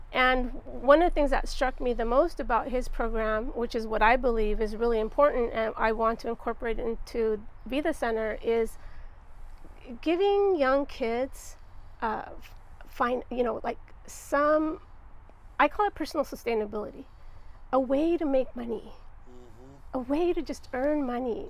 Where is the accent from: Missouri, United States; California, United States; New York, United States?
California, United States; Santa Barbara; also born or lived in Los Angeles; I was born and raised in Santa Barbara